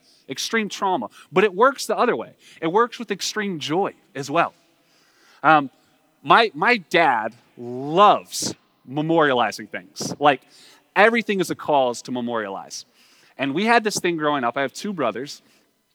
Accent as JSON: {"language": "English", "country": "United States", "tie": "born or raised there", "said": "we don't have to look to Russia as a, you know, growing up in America to see our own unreckoned past"}